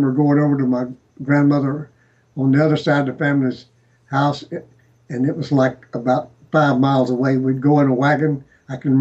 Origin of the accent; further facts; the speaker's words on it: Jacksonville, Florida, United States; I grew up in Jacksonville